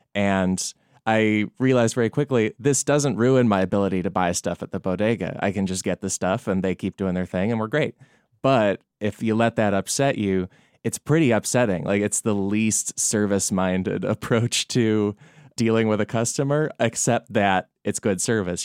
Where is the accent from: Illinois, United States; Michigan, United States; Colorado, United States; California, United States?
Illinois, United States; Chicago suburbs; also born or lived in New York City, United States; now in Los Angeles, United States; I grew up in the Chicago suburbs